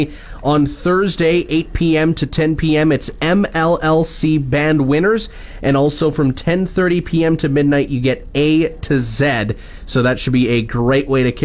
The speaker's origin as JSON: {"language": "English", "town": "Wakaw", "region": "Saskatchewan", "country": "Canada", "tie": "born or raised there", "said": "growing up in Waka, which is also a Ukrainian community"}